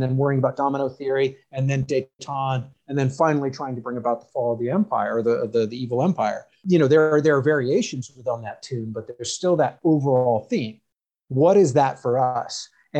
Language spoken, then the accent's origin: English; United States